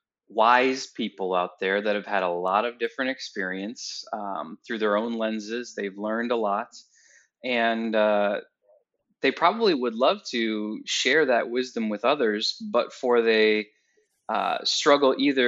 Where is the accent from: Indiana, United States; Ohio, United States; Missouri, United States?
Ohio, United States; Waterville; also born or lived in Georgia; I actually live and work right now in the same place that I was born, which is Waterville, Ohio. Born here